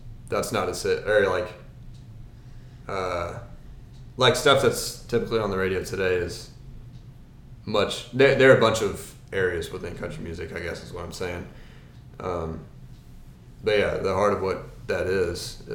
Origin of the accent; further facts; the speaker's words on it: North Carolina, United States; I'm from North Carolina, and I'll admit I have a lot of Carolina pride